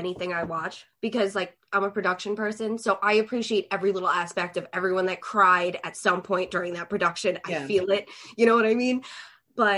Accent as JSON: {"language": "English", "town": "New York City", "region": "New York", "country": "United States", "said": "I'm from Staten Island"}